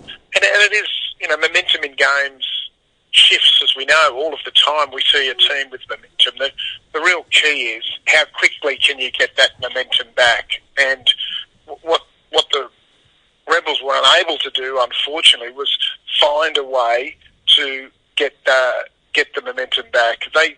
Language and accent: English; Australia; because I'm an Aussie rugby fan